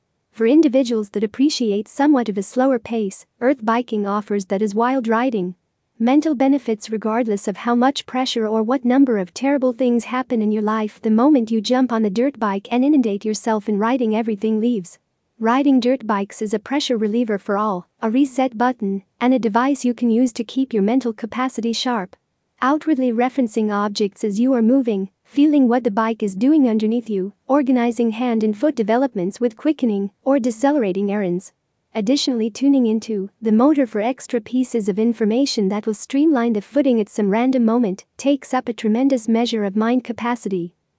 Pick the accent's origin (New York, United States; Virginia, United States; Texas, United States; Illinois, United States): Texas, United States; Arlington; from Arlington, Texas, United States.